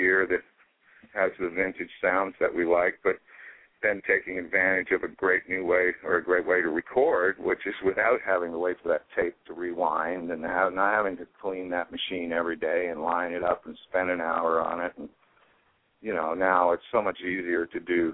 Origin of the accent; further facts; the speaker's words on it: Toronto, Ontario, Canada; also born or lived in Ottawa; I was born in Toronto, I ended up in Ottawa, which is the capital of the country, when I was a teenager, and that's where I started playing